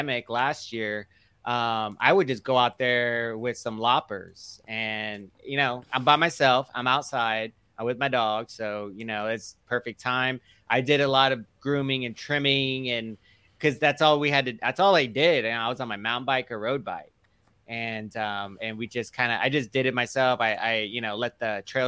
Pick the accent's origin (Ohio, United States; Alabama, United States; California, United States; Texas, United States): Texas, United States; Houston; where I grew up in Clear Lake